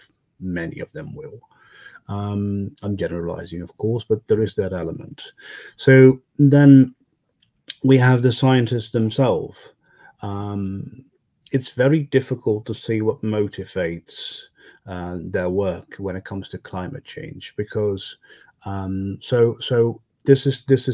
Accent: Netherlands; also born or lived in Brussels; coming back to the Netherlands, I realized how poor my home country was actually

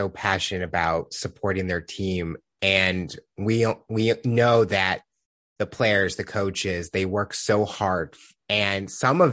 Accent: United States; I'm from the United States

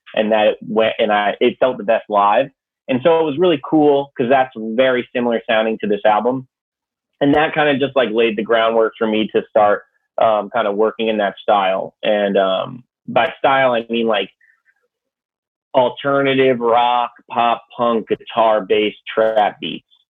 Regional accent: Connecticut, United States; also born or lived in New Hampshire; I'm from Connecticut

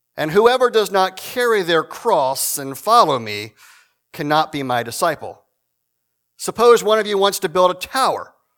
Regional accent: Shenandoah Valley, Virginia, United States; moved away; I'm originally from Virginia, from a, a country church in the middle of nowhere

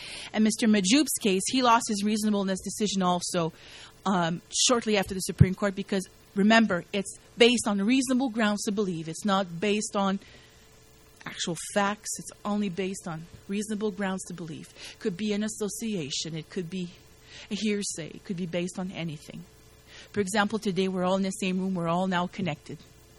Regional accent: Canada; I'm yelling, I'm a Canadian citizen! You know, trying to make a point here. I'm a Canadian citizen.

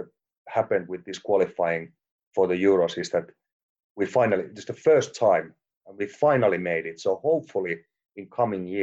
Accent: Finland

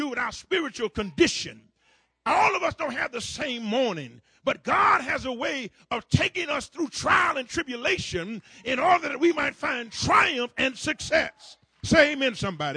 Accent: Florida, United States; down in my home state of Florida

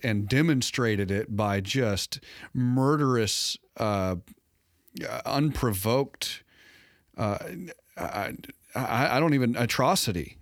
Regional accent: United States; I was safe as an American

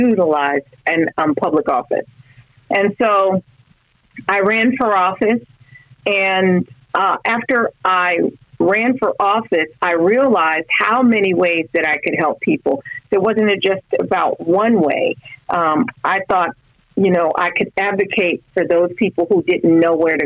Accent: South Florida, United States; I grew up in South Florida

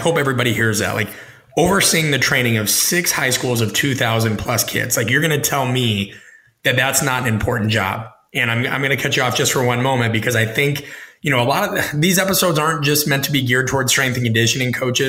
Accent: Omaha, Nebraska, United States; I'm from Omaha. I grew up in the shadow of Husker power

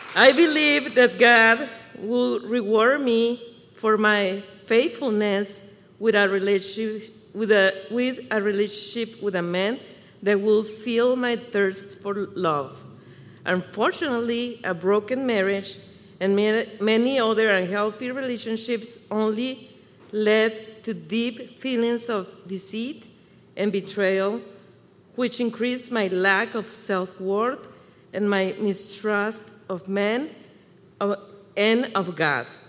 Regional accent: Chihuahua, Mexico; English is a second language; now in Michigan, United States; I was born and raised in Chihuahua, Mexico, so you can hear the accent.

